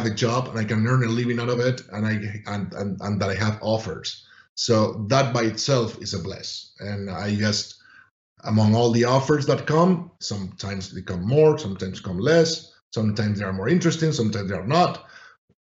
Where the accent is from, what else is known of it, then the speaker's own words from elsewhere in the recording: Spain; moved away as an adult; I'm from Spain